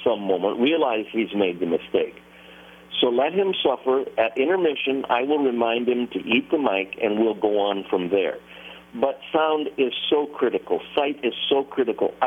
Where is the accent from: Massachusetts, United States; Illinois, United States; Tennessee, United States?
Tennessee, United States; Nashville; I'm from Nashville